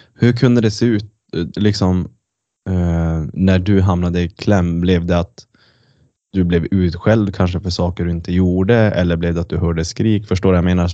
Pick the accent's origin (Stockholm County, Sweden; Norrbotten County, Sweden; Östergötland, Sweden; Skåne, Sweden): Norrbotten County, Sweden; Kiruna; now in Luleå, Sweden; jag är ju från Kiruna